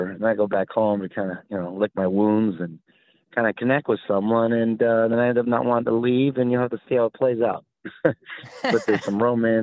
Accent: San Diego, California, United States; growing up in San Diego, only a couple hours south

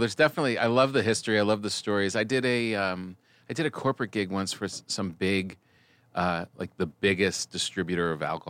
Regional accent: New Jersey, United States; moved away; also born or lived in New York; I was New Jersey.

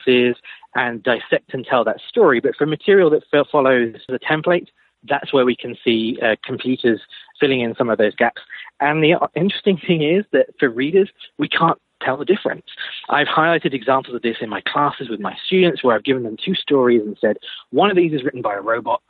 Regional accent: United Kingdom; now in United States; You probably guess from my accent, I'm not originally from the States, I'm from the UK

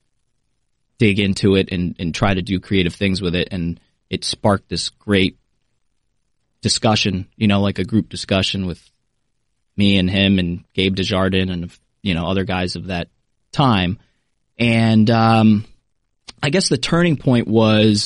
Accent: New Jersey, United States; moved away; also born or lived in New Orleans; I grew up in New Jersey

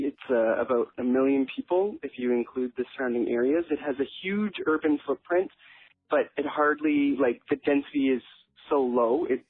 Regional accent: Edmonton, Alberta, Canada; now in New York, United States; So I am from Edmonton, Alberta, Canada, and it is near the Rocky Mountains. We're in the west. It's the capital city. Edmonton is the capital city of Alberta. Alberta is kind of like the Texas of Canada.

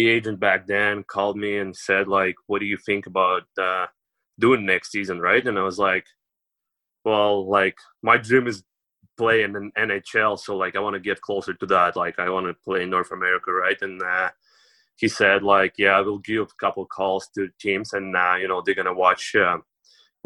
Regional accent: Yekaterinburg, Sverdlovsk Oblast, Russia; English is a second language; moved away; also born or lived in Sydney, Nova Scotia; my hometown, home city, like, it's huge. It's like fourth biggest city in Russia

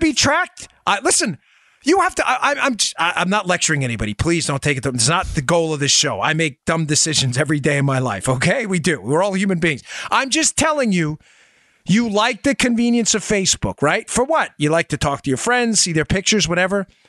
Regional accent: New York City, New York, United States; we grew up in New York City

